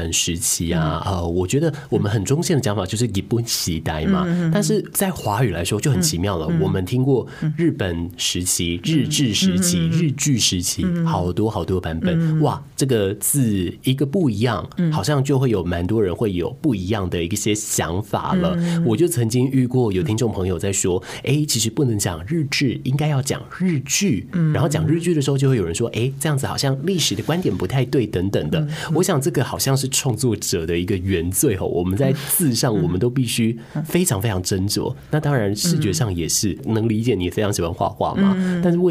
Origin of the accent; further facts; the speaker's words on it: Taiwan; 我们长在台湾，大部分的人可能在家里的呃母语是华语以及台语。